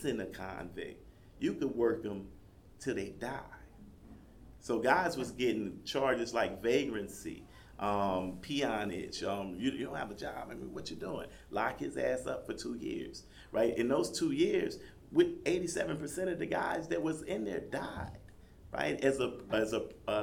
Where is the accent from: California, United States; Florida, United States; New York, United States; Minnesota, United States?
California, United States; Compton; moved away; also born or lived in Louisiana; I grew up in Compton, California